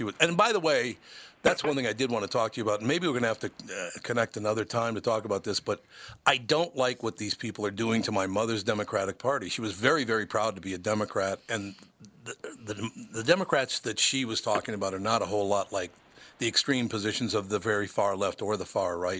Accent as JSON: {"language": "English", "town": "Minneapolis", "region": "Minnesota", "country": "United States", "tie": "born or raised there", "said": "In Minneapolis. I grew up in the inner city, actually, very, very poor family."}